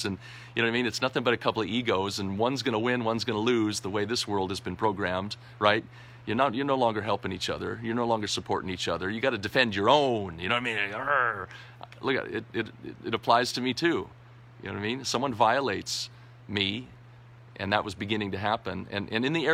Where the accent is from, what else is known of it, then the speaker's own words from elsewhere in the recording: United States; moved away as an adult; Being an American in a foreign land, a foreign country for the last 11 years